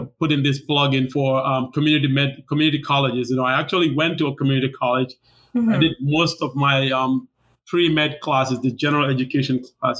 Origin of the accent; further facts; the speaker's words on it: Gambia; moved away as an adult; also born or lived in Tacoma, Washington / Seattle, Washington / Wisconsin; now in Milwaukee, United States; I was born and raised there